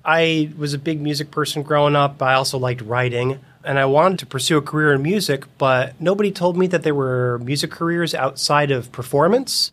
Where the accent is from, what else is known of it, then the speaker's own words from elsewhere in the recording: Fort Lauderdale, Florida, United States; moved away as an adult; also born or lived in Boston; now in Seattle, United States; I was born and raised in South Florida